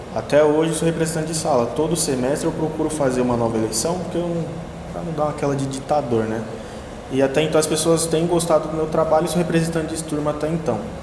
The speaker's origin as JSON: {"language": "Portuguese", "region": "Piauí", "country": "Brazil", "tie": "born or raised there", "moved": "as an adult", "lives_now": "Santo André, Brazil", "said": "eu sou de São Paulo, mas eu passei mais da metade da minha vida morando no Piauí"}